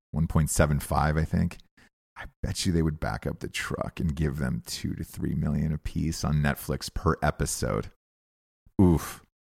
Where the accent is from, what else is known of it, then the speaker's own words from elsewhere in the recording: Atlanta, Georgia, United States; I'm from Atlanta